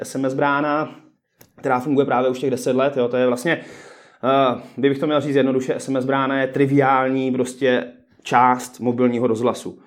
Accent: Přerov, Olomouc Region, Czechia; moved away; já pocházím původně z Předova

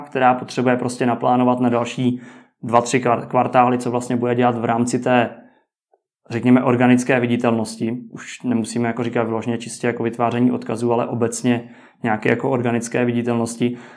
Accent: Czechia

